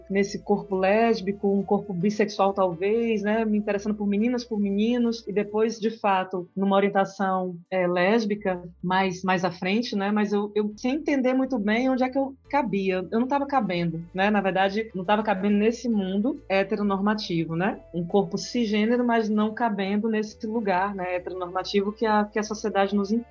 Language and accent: Portuguese; southern Bahia, Brazil; moved away; also born or lived in Ubatã, Bahia; uma baiana criada no sul da Bahia. Nasci em Ubatã, fui criada no sul da Bahia, na Costa do Cacau, Itabuna, Ilhéus.